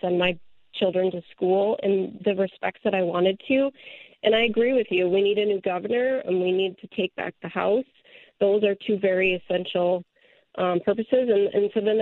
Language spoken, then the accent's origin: English; Maple Grove, Minnesota, United States; also born or lived in Albertville, Minnesota; I grew up in the Maple Grove area, so I didn't go very far from where I grew up